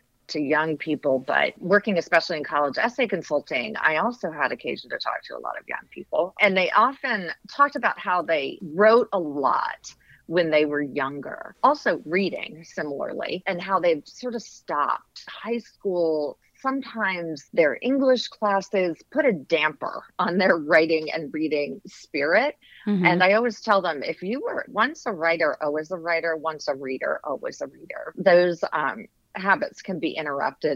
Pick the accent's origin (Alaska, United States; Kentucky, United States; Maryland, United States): Maryland, United States; Bethesda; I grew up in Bethesda, Maryland.